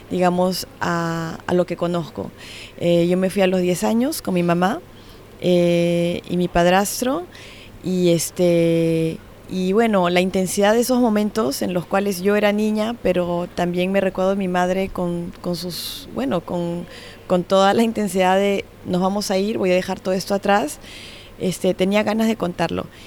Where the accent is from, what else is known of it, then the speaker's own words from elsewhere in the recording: Switzerland; Nosotros comenzamos con la producción suiza porque yo también soy suiza.